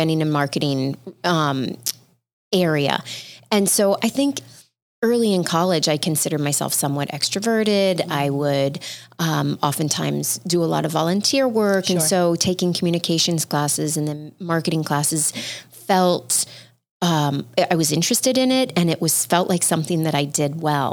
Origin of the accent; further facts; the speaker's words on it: Midwest, United States; I grew up in the Midwest